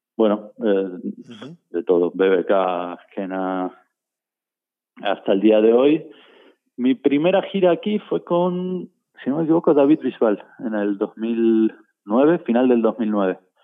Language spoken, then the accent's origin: Spanish; Buenos Aires, Argentina; now in Spain; yo soy de Buenos Aires